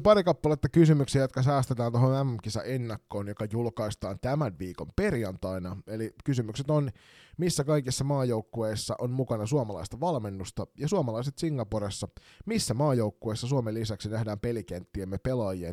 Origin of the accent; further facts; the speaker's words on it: Kotka, Kymenlaakso, Finland; moved away; also born or lived in Kirkkonummi; armaan kotikaupunkini Kotkan Karhuvuoren urheilutalo